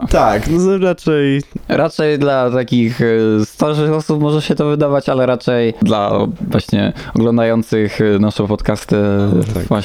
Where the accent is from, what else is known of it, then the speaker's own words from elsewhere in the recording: Warsaw, Masovian Voivodeship, Poland; ja też się urodziłem właśnie w Warszawie